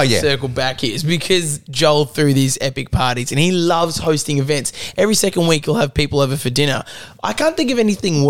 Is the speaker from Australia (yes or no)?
yes; Melbourne, Victoria, Australia; Oh, Melbourne, Australia. Oh, me too. Whereabouts? And he goes, Blackburn. I go, wait a minute, I'm from Blackburn too. Turns out we're two streets away.